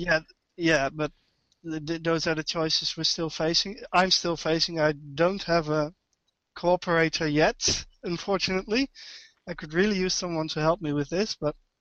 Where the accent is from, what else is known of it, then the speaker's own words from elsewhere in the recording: Netherlands; English is a second language; also born or lived in Amersfoort; I'm from Holland. I live uh, near Arnhem